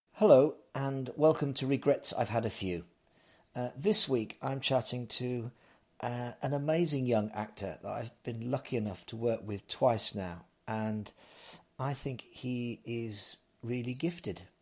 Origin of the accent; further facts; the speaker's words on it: Birmingham, West Midlands, United Kingdom; moved away; I'm from Birmingham